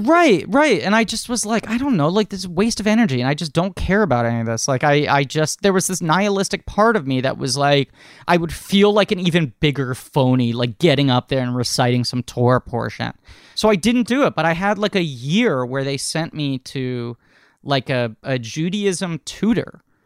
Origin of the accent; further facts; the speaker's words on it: New York City, New York, United States; born and raised in New York only because that's where my family settled a couple generations back